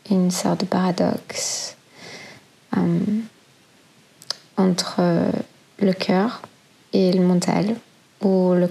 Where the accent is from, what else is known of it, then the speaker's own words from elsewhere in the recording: Brussels, Brussels-Capital Region, Belgium; born there; j'ai 32 ans et je suis née à Bruxelles.